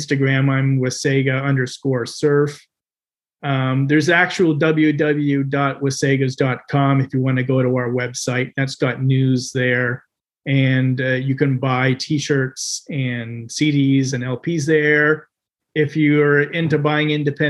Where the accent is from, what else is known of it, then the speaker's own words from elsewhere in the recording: Toronto, Ontario, Canada; growing up in Scarborough and hanging out at Bluffers Park and Rouge Beach